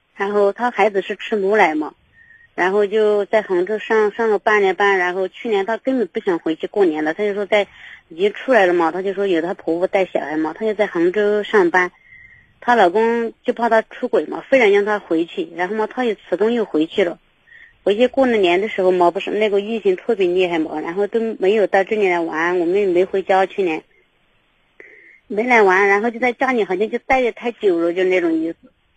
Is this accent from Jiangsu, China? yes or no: no; Yunnan, China; moved away; 我们是云南的